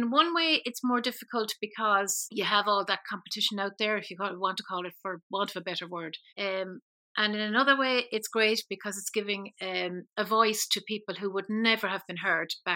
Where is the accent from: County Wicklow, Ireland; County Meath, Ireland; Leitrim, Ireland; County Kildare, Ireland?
Leitrim, Ireland; Keshcarrigan; I was born in a tiny little village called Keshcarrigan, and at that time it had only a population of 19 people.